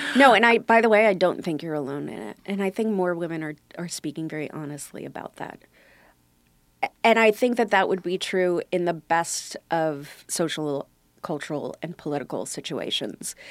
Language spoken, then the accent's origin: English; New York City, New York, United States; also born or lived in Brooklyn, New York; we lived there until I was uh, four, and then uh, someone got shot in our neighborhood, and the bullet came through the front door of the house, and my parents moved us to Staten Island